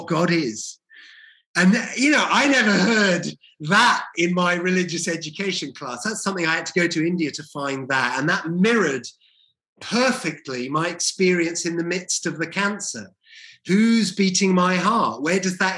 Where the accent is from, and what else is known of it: Welsh, Wales, United Kingdom; moved away; also born or lived in Leeds / London